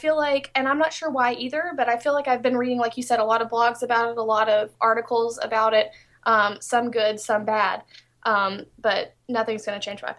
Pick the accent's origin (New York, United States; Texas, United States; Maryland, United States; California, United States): Texas, United States; born there; now in Shreveport, United States; I do criminal defense work in Shreveport, Louisiana. I was born in Texas, but I moved here to Shreveport, so that's kind of what I do.